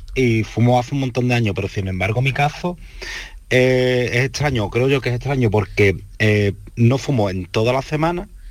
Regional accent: El Puerto de Santa María, Andalusia, Spain; soy del puerto de Santa María.

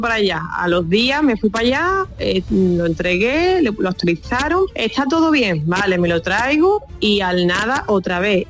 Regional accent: Algeciras, Andalusia, Spain; yo soy de Algeciras

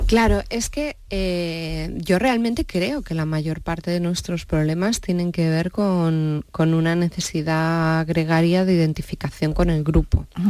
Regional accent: Campo de Criptana, Castilla-La Mancha, Spain; soy de Campo de Cristana

